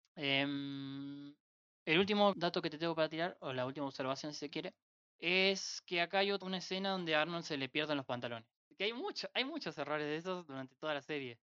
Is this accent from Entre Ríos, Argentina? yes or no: yes; Entre Ríos, Argentina; de Entre Ríos